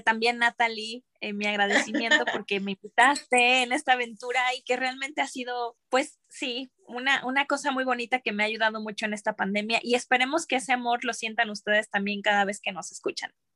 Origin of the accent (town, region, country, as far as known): Mexico